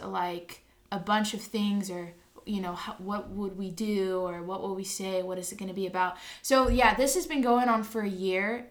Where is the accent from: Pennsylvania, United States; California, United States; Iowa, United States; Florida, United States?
California, United States; Los Angeles; moved away as an adult; now in Riverside, United States; I was born in Riverside, California. When I was about 5, I moved to Los Angeles.